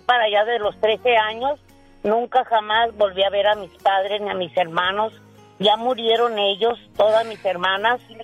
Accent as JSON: {"language": "Spanish", "town": "Guamúchil", "region": "Sinaloa", "country": "Mexico", "tie": "born or raised there", "moved": "as an adult", "lives_now": "United States", "said": "Yo, yo soy de Sinaloa. Guamuchil, Sinaloa."}